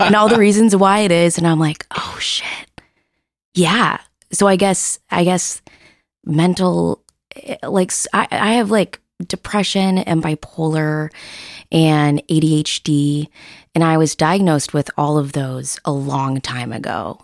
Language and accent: English; Seattle, Washington, United States; I'm born and raised in Seattle.